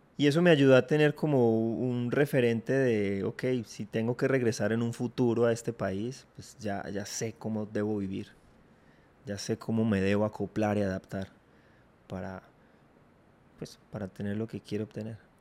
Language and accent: Spanish; Armenia, Quindío, Colombia; also born or lived in Filandia, Quindío; yo nací en Armenia, mi hermana también. De hecho, nos formamos allá, fuimos al colegio, estudiamos toda la primaria en Armenia pero luego nos tuvimos que mudar hacia Finlandia